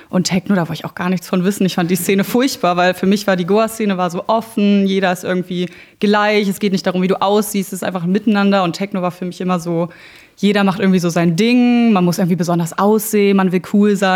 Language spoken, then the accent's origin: German; Berlin, Germany; also born or lived in Brandenburg; ich bin in Berlin geboren, das ist richtig, in Tempelhof und dann aber äh, nach Brandenburg gezogen, Rand Berlin, meine Eltern Haus gebaut und ganz süß mit Garten.